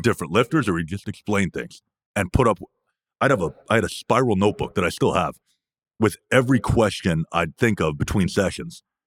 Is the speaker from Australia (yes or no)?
no; Canada; I'm from Canada